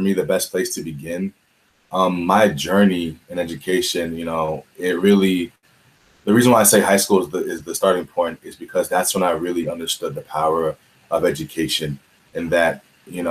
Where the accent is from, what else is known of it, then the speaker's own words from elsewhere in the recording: Washington, District of Columbia, United States; moved away as an adult; I'm from Washington, D.C. originally, the DMV area.